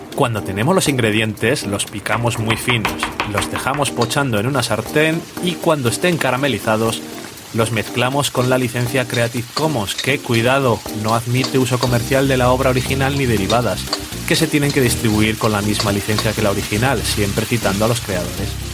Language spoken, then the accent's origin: Spanish; Burgos, Castile and León, Spain; yo soy de Burgos también y también me sé los pueblecicos